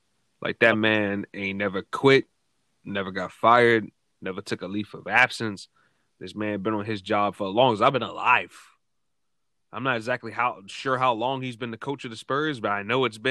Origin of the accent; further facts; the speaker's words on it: New York City, New York, United States; I'm from Brooklyn